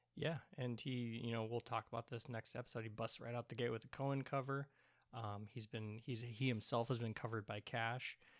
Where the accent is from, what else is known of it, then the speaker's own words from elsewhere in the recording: Portland, Oregon, United States; I am a not a Portland, Oregon native, but I've been here forever. Um, I, I grew up in and around Portland, Oregon